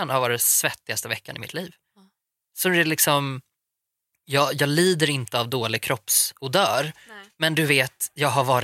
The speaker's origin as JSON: {"language": "Swedish", "town": "Gothenburg", "region": "Västra Götaland", "country": "Sweden", "moved": "yes", "lives_now": "Stockholm, Sweden", "said": "jag är från Göteborg."}